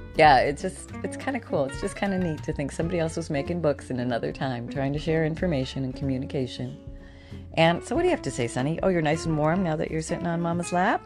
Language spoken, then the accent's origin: English; Canada; moved away; I grew up in Canada, so I remember some pretty pretty frigid winters